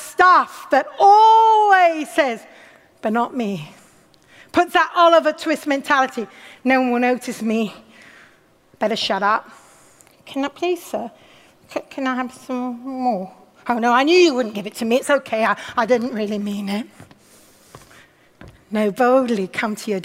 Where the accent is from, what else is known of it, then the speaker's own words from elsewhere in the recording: United Kingdom; also born or lived in Watford / Oxford; Our culture makes us very cautious of excesses, especially as British